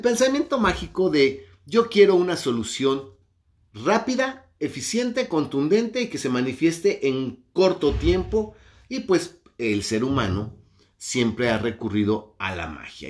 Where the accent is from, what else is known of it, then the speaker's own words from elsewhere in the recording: Mexico; mi país, México